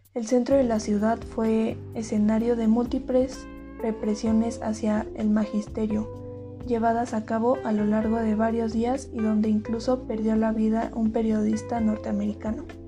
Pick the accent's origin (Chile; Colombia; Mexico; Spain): Mexico; nuestro país